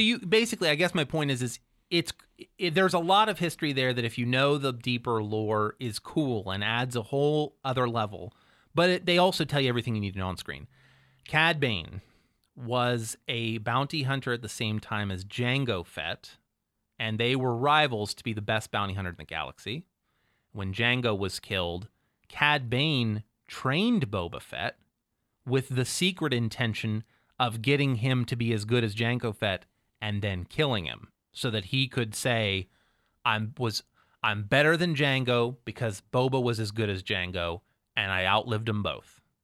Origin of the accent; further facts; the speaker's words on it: Cambridge, Ohio, United States; I am from Cambridge, Ohio